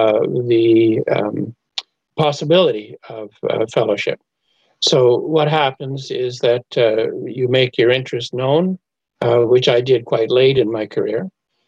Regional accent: Montreal, Quebec, Canada; now in Kingston, Canada; Montreal is my hometown.

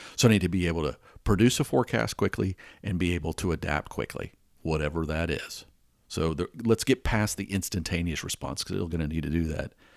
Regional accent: Atlanta, Georgia, United States; growing up in Atlanta, we used to have this intersection called Spaghetti Junction

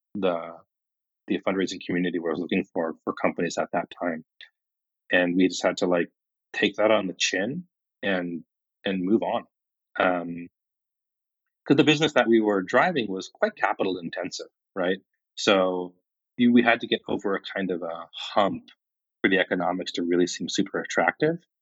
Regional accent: Kingman, Arizona, United States; moved away as an adult; also born or lived in India; I really loved growing up in Kingman

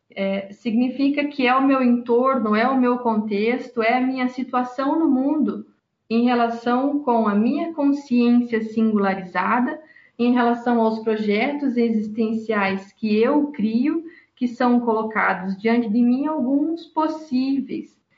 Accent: Brazil; minha realidade como brasileira, pobre, trabalhadora

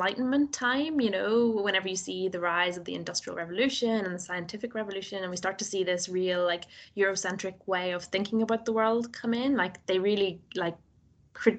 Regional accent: Northern Ireland, United Kingdom; accent: Nordy; my Nordy accent

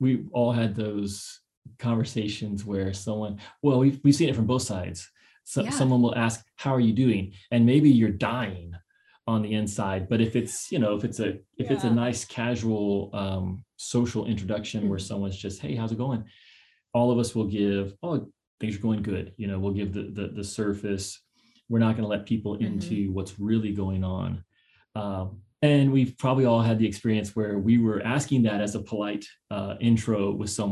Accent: Kentucky, United States; now in San Diego, United States; I grew up in Kentucky

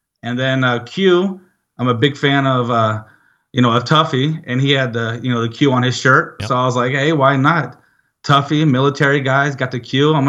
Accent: Georgia, United States; also born or lived in Arizona / Illinois; So I lived in, I was born in Arizona, moved to you know, all over the place. I call myself home, Georgia. So I went to high school in Georgia, and then I came up to Illinois

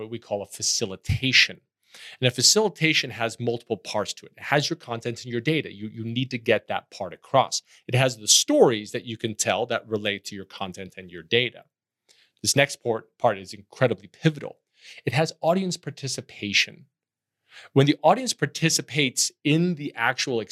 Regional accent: Netherlands; moved away; I grew up in Holland, and Holland is a very enchanted place of canals and bricks and moss

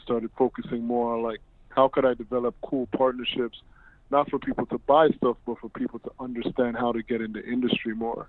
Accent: Toronto, Ontario, Canada; I'm originally from Toronto

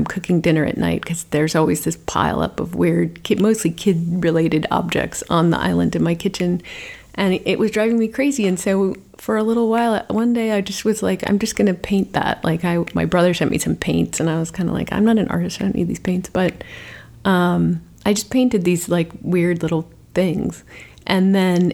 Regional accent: Sandia Mountains, New Mexico, United States; moved away as an adult; now in Los Angeles, United States; I grew up right at the base of the Sandias

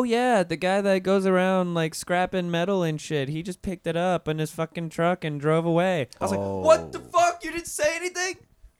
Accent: Pensacola, Florida, United States; moved away as an adult; now in Orlando, United States; I'm from North Florida and I didn't grow up in Orlando. I've been here for 9 years now. But I wasn't here for my childhood.

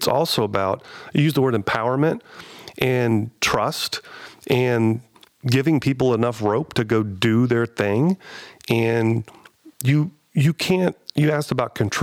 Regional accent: Columbus, Ohio, United States; I'm from Columbus.

